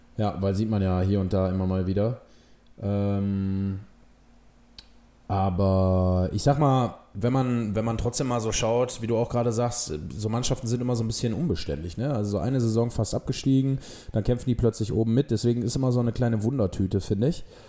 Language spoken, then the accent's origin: German; Essen, North Rhine-Westphalia, Germany; gebürtiger Essener